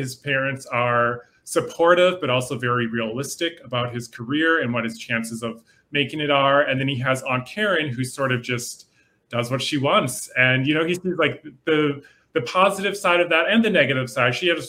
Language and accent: English; Minnesota, United States; I'm from the Midwest as well. I grew up in Minnesota.